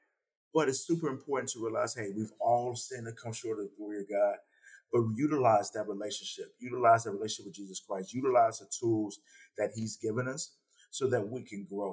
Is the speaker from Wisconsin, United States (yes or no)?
no; Salisbury, North Carolina, United States; I'm actually from Salisbury, North Carolina. And for me, I grew up in the church.